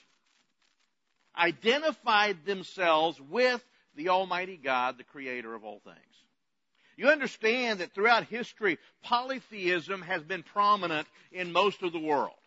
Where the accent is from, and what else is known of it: United States